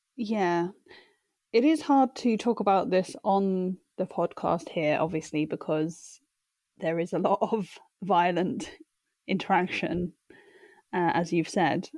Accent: United Kingdom; growing up in Britain

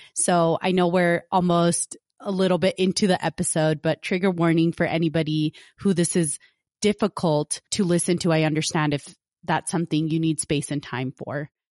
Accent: United States; growing up as an American

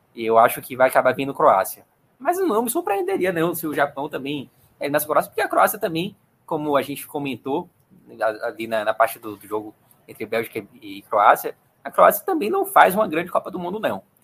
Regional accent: Brazil; como brasileiro

